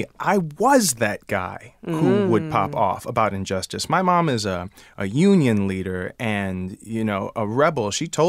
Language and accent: English; Detroit, Michigan, United States; I came from Detroit. I was a college dropout, and I was just believed in that, like, I'm going to go and be in a chorus, and then I'm going to be a star.